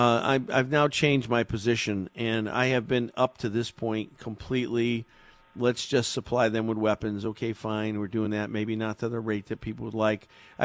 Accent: Meriden, Connecticut, United States; I was born and raised in Meriden.

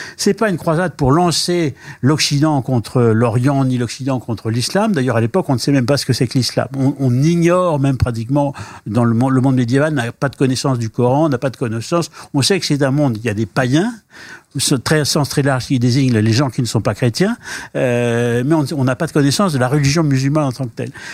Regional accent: France; chez nous en France

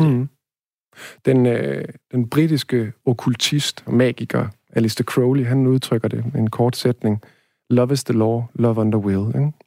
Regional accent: Denmark; first language Danish; jeg har hele tiden været, været dansk, ikke? Og danskhed forstår jeg først og fremmest som, mm, slægtskab, øh, sprog og, øh, og hvad hedder det, sted, ikke? Altså, at jeg hænger sammen med jorden her

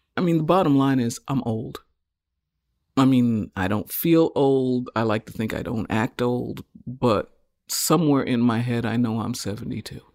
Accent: United States; as African Americans, because we are from the United States.

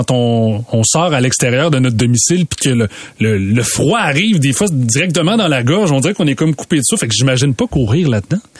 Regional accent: Trois-Rivières region, Quebec, Canada; Il vient de Trois-Rivières, de ma région natale

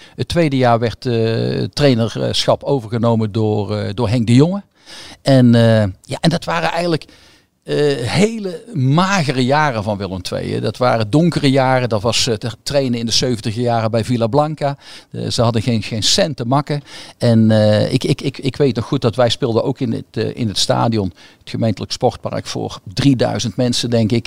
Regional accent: Goirle, North Brabant, Netherlands; ik ben opgegroeid in Goorlen

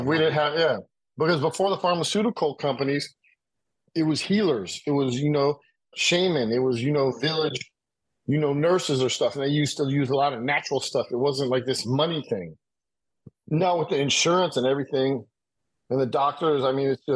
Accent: United States; I'm American

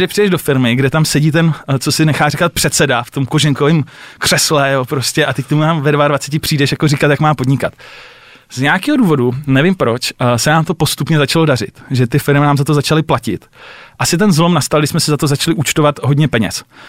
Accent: Czechia; my jako Češi

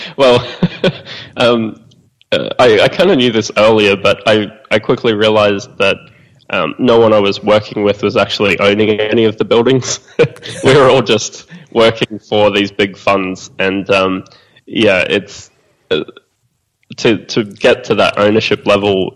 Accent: Australia; being Australian

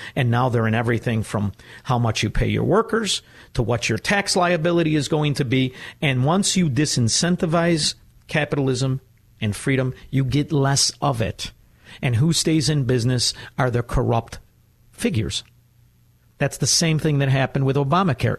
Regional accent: Chicago, Illinois, United States; I'm from Chicago

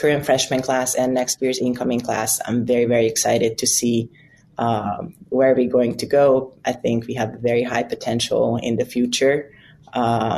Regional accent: Budapest, Hungary; English is a second language; moved away as an adult; now in United States; I'm from Budapest, Hungary, and I came here barely speaking enough English

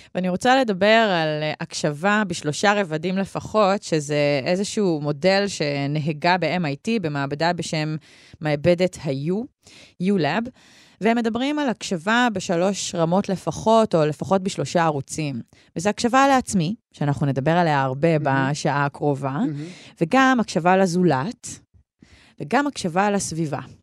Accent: Karmiel, Northern District, Israel; גדלתי בכרמיאל

